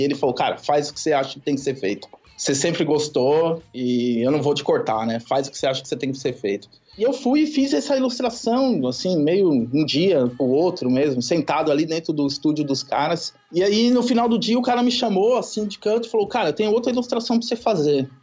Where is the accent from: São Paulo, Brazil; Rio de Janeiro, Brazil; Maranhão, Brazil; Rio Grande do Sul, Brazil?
São Paulo, Brazil; Santo André; moved away as an adult; also born or lived in São Mateus, São Paulo / Brasília; Sou de Santo André